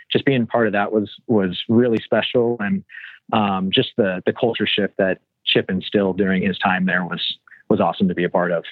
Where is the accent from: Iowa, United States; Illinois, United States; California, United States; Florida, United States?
California, United States; Southern; a kid growing up in Southern California